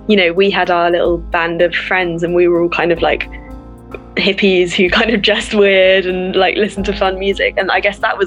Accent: Falmouth, South West England, United Kingdom; I am Cornish, born and raised in Cornwall, spent most of my life in Falmouth

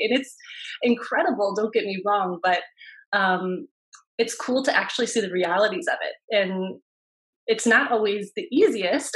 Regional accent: Cleveland, Ohio, United States; I'm from Cleveland and I went to Case Western for my undergrad

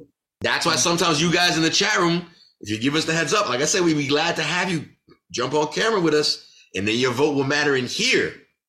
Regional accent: Queens, New York, United States; Like, I'm from Queens. I'm from Queens.

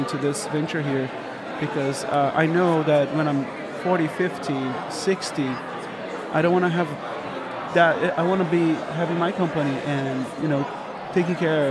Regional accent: Brazil; moved away as an adult; 28 years old, I was hired from Brazil to work at Kicker

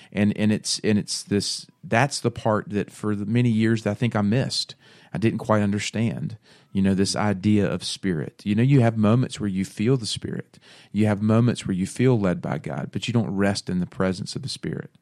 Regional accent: Bible Belt, the South, United States; born and raised in the Bible Belt, grew up going to church, um, you know, it's just what you do, right? In the South, you go to church on Sunday

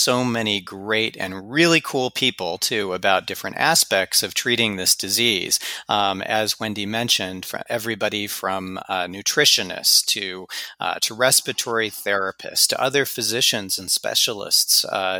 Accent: Los Angeles, California, United States; My hometown.

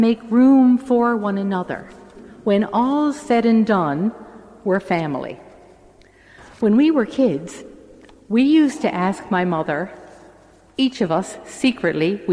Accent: St. John's, Newfoundland and Labrador, Canada; I'm the oldest of eight, and I grew up in St. John's in a three-bedroom house

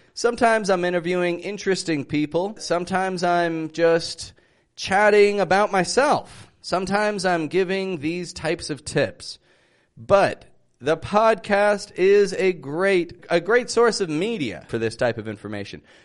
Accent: Toronto, Ontario, Canada; I'm from Toronto

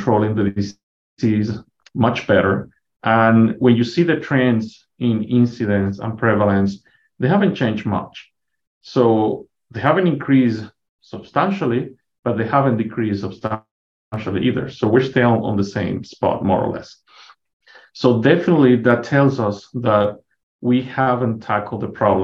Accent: Venezuela; moved away as an adult; also born or lived in Minnesota, United States; now in Canyon, United States; I'm originally from Venezuela

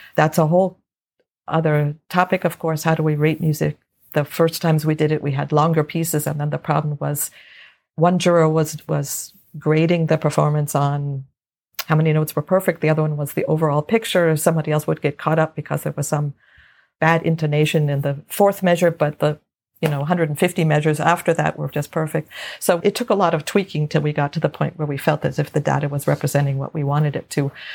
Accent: Los Angeles, California, United States; I grew up in Los Angeles

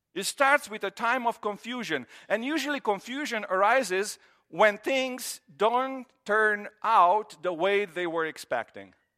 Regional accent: Romania; moved away as an adult; I grew up in Romania, and in Romania, we grew up with this idea, and that's how I was through middle school and, you know, elementary and high school.

